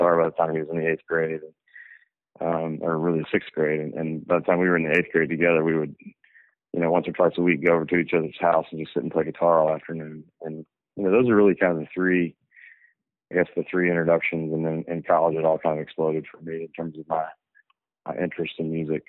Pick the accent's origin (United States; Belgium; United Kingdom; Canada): United States; Memphis, Tennessee; also born or lived in Knoxville, Tennessee; now in Nashville, United States; I was born in Memphis, okay. On the west side of the state. Lived there until I went to college across the other side of the state in Knoxville